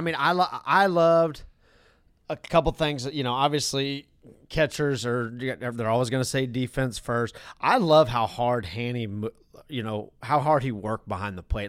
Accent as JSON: {"language": "English", "region": "the West", "country": "United States", "said": "I'm from the West"}